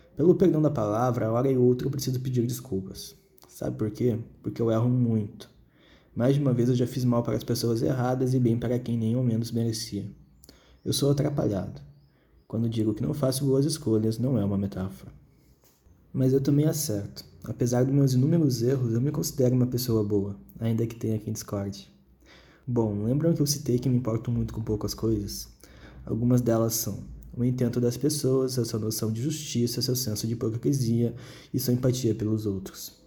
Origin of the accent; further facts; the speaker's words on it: Porto Alegre, Rio Grande do Sul, Brazil; eu nasci em Porto Alegre